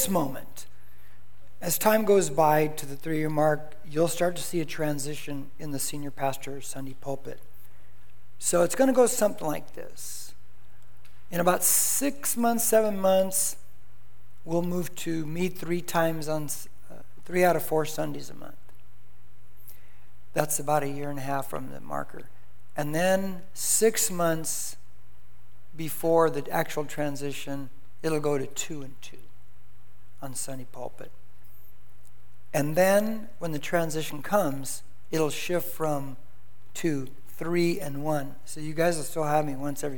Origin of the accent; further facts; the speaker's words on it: Corona, California, United States; Where I grew up in Corona, it was a dirt street, the house I grew up in when I first moved there